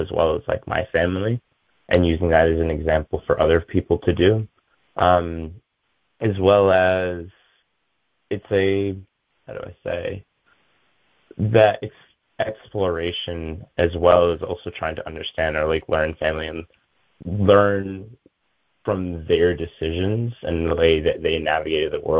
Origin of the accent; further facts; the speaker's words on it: New York, United States; I was born here in New York